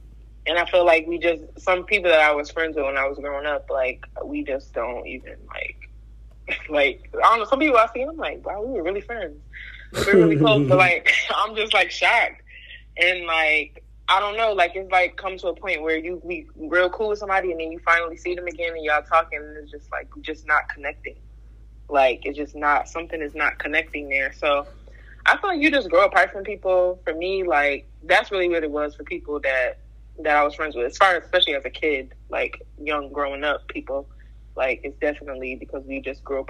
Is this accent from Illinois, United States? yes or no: no; Syracuse, New York, United States; moved away as an adult; now in Washington, D.C. area, United States; I'm from Syracuse, as you know. Born and raised in Syracuse, went to high school in Syracuse